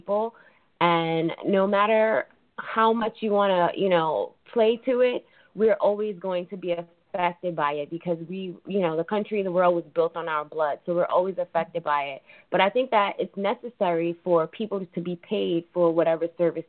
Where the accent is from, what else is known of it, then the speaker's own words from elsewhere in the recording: New York City, New York, United States; I was born and raised in New York City